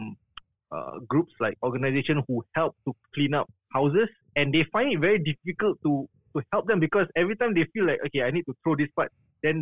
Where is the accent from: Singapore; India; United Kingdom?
Singapore; I'm from Singapore